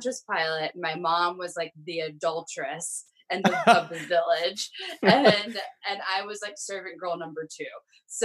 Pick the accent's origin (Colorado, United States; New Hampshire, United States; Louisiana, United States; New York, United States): Louisiana, United States; South; moved away as an adult; also born or lived in Chicago; now in Oregon, United States; I am originally from South Louisiana.